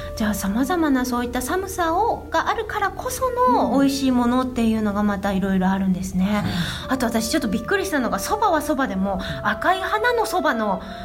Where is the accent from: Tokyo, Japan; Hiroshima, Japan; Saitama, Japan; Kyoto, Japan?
Hiroshima, Japan